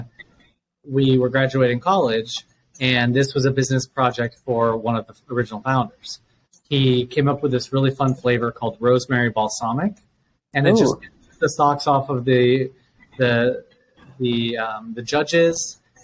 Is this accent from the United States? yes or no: yes; Tucson, Arizona, United States; also born or lived in Dallas / Denver / New Mexico; I was born and raised in the Southwest. So I've lived in Dallas, Denver, New Mexico. Just kind of moved around with my family. And then I landed in Tucson, Arizona in eighth grade.